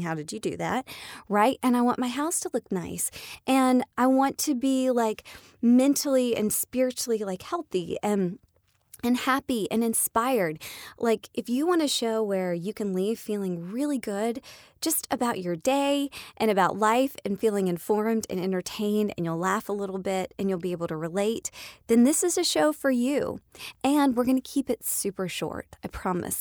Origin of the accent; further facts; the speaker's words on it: Atlanta, Georgia, United States; I live in Atlanta, I am a Georgia peach, I'm from Atlanta, I was born here